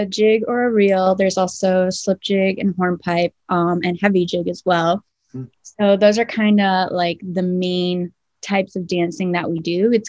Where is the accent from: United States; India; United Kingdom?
United States; Chicago, Illinois; I'm from Chicago.